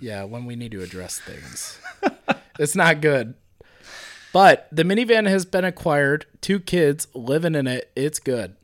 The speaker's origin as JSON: {"language": "English", "town": "Broadview Heights", "region": "Ohio", "country": "United States", "tie": "born or raised there", "also_born_or_lived": "Minooka, Illinois", "moved": "yes", "said": "I grew up in Broadview Heights, Ohio"}